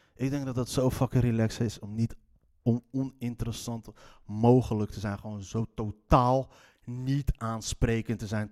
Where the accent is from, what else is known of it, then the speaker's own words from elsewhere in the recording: Leiden, South Holland, Netherlands; accent: Leids; net als mijn Leidse accent